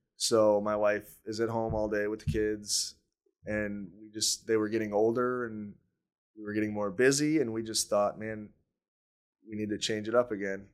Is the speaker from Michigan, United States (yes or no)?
yes; Newaygo, Michigan, United States; now in Grand Rapids, United States; I grew up north of Grand Rapids in a little town called Nuevo